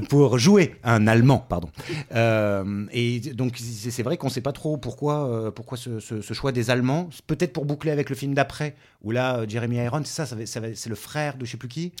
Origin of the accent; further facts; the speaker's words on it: France; on est français aussi